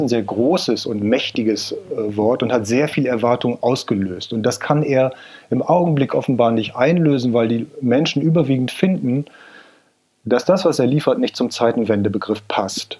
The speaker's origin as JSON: {"language": "German", "area": "a village in Cloppenburg district", "region": "Lower Saxony", "country": "Germany", "said": "das ist ein kleines Dorf in Niedersachsen im Landkreis Kloppenburg"}